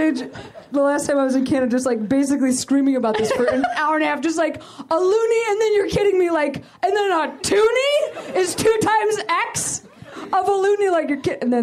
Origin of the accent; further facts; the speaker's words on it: Chicago, Illinois, United States; moved away as an adult; also born or lived in Boston; we're from Chicago